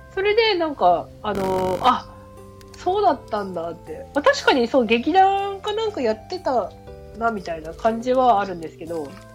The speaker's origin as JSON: {"language": "Japanese", "region": "Hokkaido", "country": "Japan", "moved": "as an adult", "lives_now": "Kanagawa, Japan"}